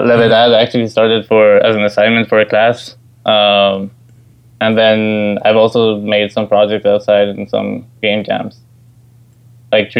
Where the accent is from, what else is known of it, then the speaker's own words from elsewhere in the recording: Ecuador; moved away as an adult; now in New York, United States; I come from Ecuador in South America, and I'm actually studying right now at NYU in New York